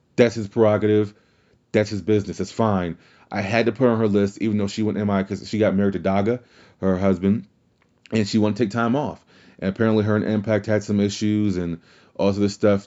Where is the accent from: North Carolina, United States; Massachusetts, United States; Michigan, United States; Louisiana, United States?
Louisiana, United States; New Orleans; I'm from New Orleans.